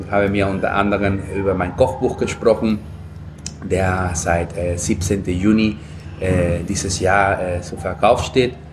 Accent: Lima, Peru; German is a second language; moved away as an adult; Ich bin in Lima geboren worden, in die Küste. Ähm, das Land, äh, der, der, der Hauptstadt äh, Peru

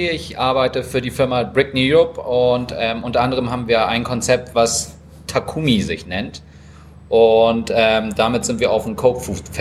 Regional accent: Japan; Ähm, wir sind Japaner, wir wissen wirklich, wie Ramen schmecken muss.

